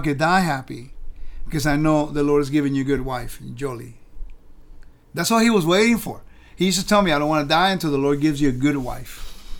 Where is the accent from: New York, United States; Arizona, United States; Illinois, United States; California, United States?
California, United States; also born or lived in Puerto Rico; Understand where I'm from Puerto Rico. small little island in the Caribbean. Grew up in California.